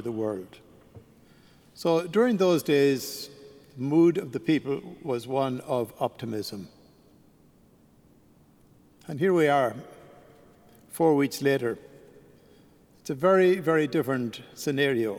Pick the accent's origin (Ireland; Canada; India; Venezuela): Ireland; moved away; being an Irishman, I decided I would go back to Ireland